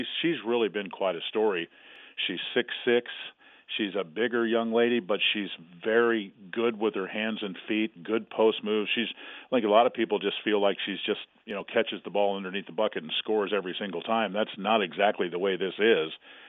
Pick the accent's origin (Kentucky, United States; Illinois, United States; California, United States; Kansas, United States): Kansas, United States; moved away; also born or lived in Colorado; I'm a Kansas kid, of course. Sure. I mean, I grew up about 50 miles from the Manhattan campus. But, I came here from Colorado.